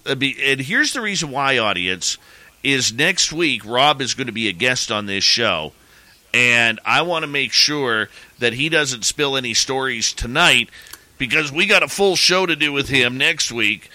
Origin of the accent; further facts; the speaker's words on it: Canada; I'm a Canadian